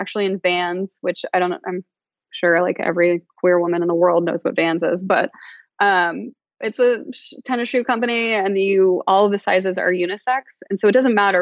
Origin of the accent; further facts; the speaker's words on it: United States; as an American